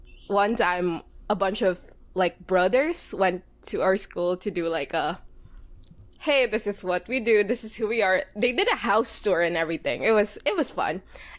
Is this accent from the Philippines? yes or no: yes; Philippines; I'm Filipino. I am queer and Catholic